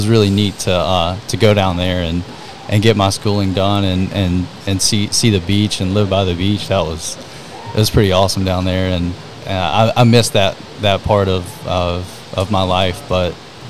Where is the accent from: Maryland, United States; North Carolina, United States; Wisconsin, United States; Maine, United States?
North Carolina, United States; Archdale; also born or lived in High Point, North Carolina; now in Charlotte, United States; grew up there, born and raised in Archdale, North Carolina